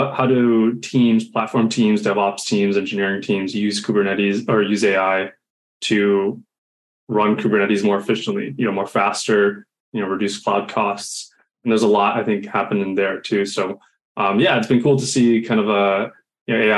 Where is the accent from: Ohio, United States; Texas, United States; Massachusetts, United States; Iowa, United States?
Massachusetts, United States; Boston; now in San Francisco, United States; I'm originally from Boston, so I'm used to the sort of northeast humidity